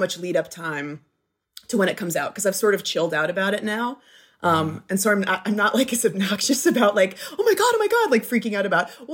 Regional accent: Flint, Michigan, United States; now in Los Angeles, United States; I was born in Flint.

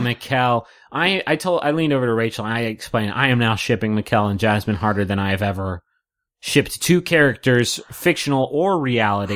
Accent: West Virginia, United States; I grew up in West Virginia.

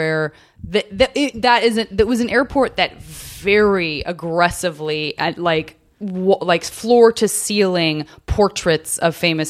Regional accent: Tucson, Arizona, United States

